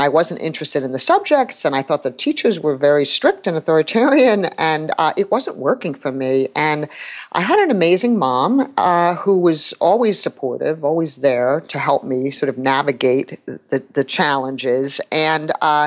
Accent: New York City, New York, United States; I'm from New York City and have lived here all my life.

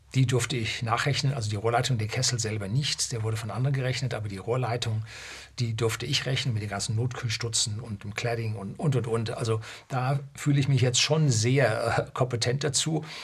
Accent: Germany; bei uns in Deutschland

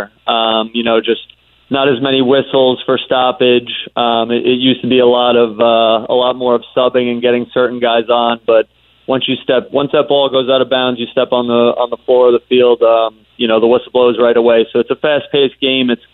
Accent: Long Island, New York, United States; growing up on Long Island

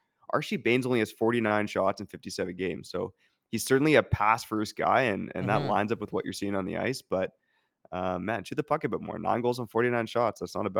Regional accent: Surrey, British Columbia, Canada; I'm from Surrey.

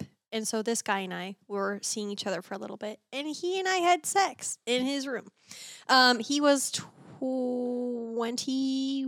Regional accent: Texas, United States; I grew up in Texas

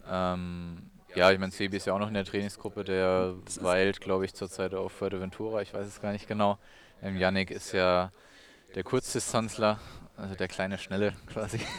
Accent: Odenwald, Germany; ich bin im Odenwald oder am Rande des Odenwalds aufgewachsen.

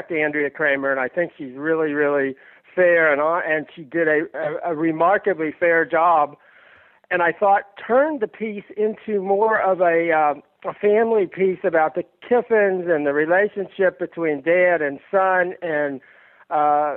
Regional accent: Kentucky, United States; I grew up in Kentucky

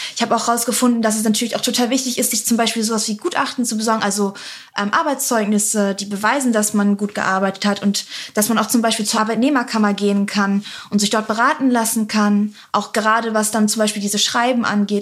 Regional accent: Bremerhaven, Bremen, Germany; Ich komme ursprünglich aus Bremerhaven

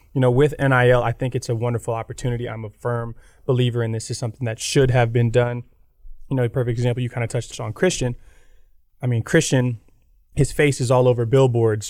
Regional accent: Gator Country, Florida, United States; moved away as an adult; I grew up in Gator Country

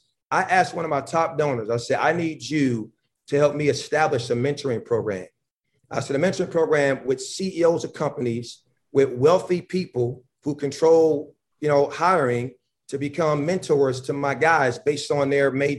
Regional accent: Buffalo, New York, United States; moved away; also born or lived in Georgia / North Carolina; I'm from Buffalo, New York. And I've had a lot of fights growing up as a young person when I was a teenager

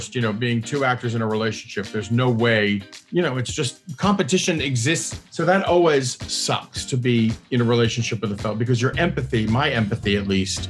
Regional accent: Washington, District of Columbia, United States; moved away as an adult; now in New York, United States; I was born in Washington, D.C. and raised in the D.C. area and have been in New York now since 1986.

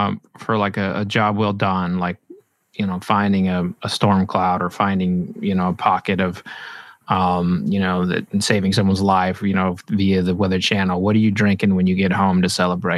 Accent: Oklahoma, United States; now in Louisville, United States; I grew up in Oklahoma

